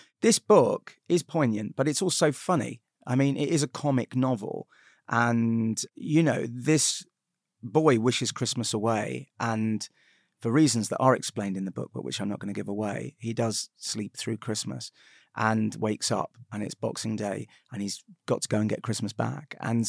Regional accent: United Kingdom; We're Jewish, but we're British.

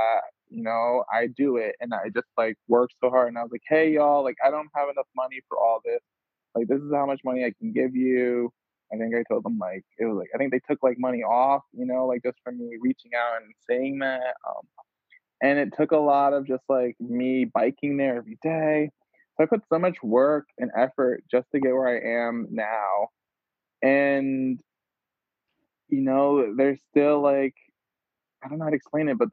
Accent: New York, United States; moved away; also born or lived in Providence; I grew up in New York, and like I grew up by like a Brooklyn mother

